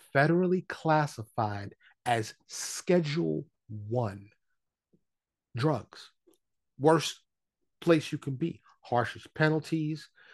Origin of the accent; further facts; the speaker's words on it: New York City, New York, United States; moved away as an adult; now in Dallas, United States; I am born and raised in New York City. I live in Dallas, Texas